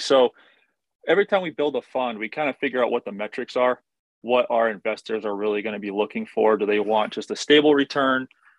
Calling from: Connecticut, United States; I'm in Connecticut. I'm getting the same storm as you are, except mine's all ice.

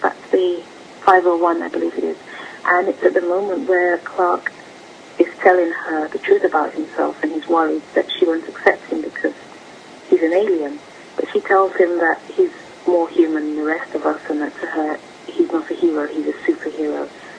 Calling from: London, United Kingdom; I'm calling from London.

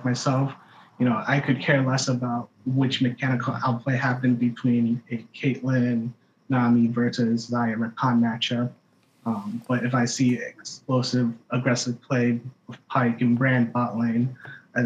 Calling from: San Francisco Bay Area, California, United States; I'm calling from the Bay Area

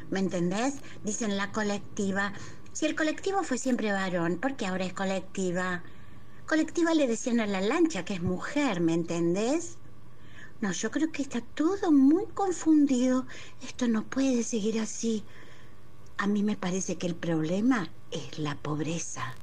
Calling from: Pilar, Buenos Aires Province, Argentina; de Pilar, administrativa y ayudante eclesiástica

